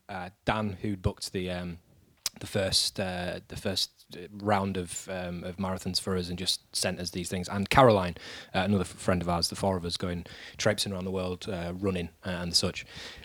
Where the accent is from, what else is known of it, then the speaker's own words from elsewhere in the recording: Yorkshire and the Humber, United Kingdom; I'm just a Yorkshireman